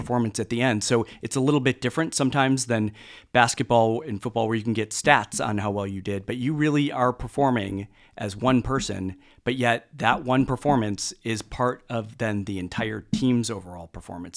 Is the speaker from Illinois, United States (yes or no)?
yes; Mount Prospect, Illinois, United States; originally from, uh, Mount Prospect, Illinois, so it's a northwest suburb of the Chicago area